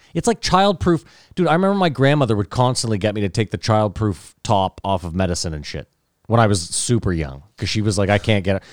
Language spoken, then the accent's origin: English; Canada; I'm Canadian